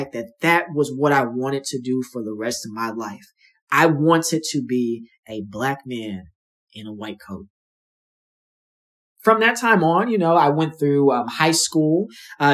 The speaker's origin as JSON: {"language": "English", "town": "Los Angeles", "region": "California", "country": "United States", "also_born_or_lived": "Dallas, Texas", "moved": "as an adult", "lives_now": "St. Louis, United States", "said": "I'm originally from Los Angeles, California, from the Inglewood area"}